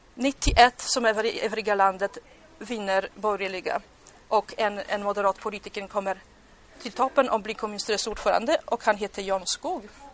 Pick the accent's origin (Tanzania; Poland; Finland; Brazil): Poland; Swedish is a second language; now in Sweden; nu kommer jag på mitt hemland